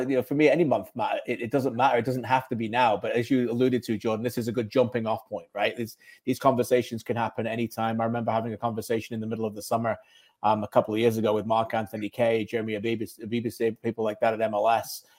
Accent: Birmingham, West Midlands, United Kingdom; where I was born in Birmingham

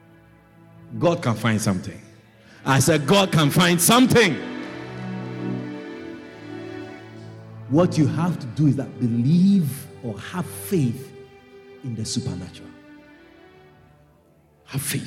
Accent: Kumasi, Ashanti, Ghana; moved away; where I come from in West Africa, I come from Ghana. I was born in Ghana. And I'm from the Ashanti tribe.

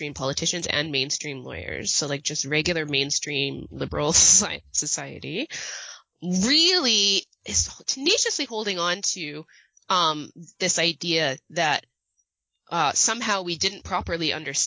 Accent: Canada

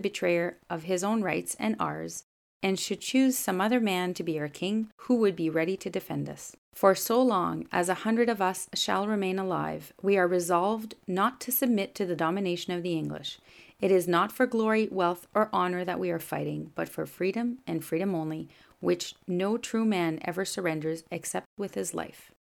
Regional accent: Canada; first language French; English is a second language; I'm a Francophone from Canada, and this is my podcast.

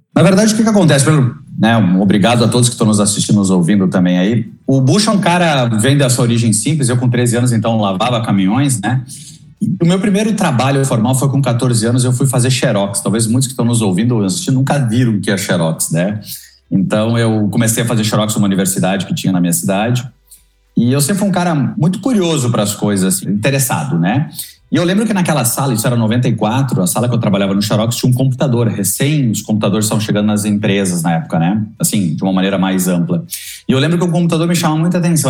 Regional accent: Lajeado, Rio Grande do Sul, Brazil; accent: gaúcho; Eu sou de uma cidade chamada Lajeado, sou do interior do Rio Grande do Sul

